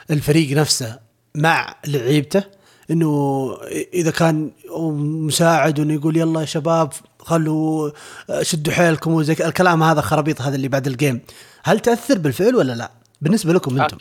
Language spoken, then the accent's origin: Arabic; Riyadh, Riyadh Province, Saudi Arabia; ما احنا من الرياض ايه